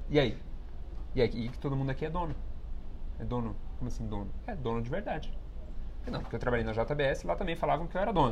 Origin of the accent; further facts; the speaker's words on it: São Paulo, Brazil; eu venho de um bairro periférico aqui de São Paulo que chama Vila Ed. É, e para toda aquela minha referência de comunidade, de onde eu cresci